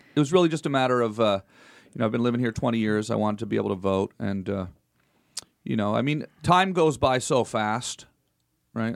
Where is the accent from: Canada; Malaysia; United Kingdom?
Canada; moved away as an adult; now in United States; I'm still Canadian also.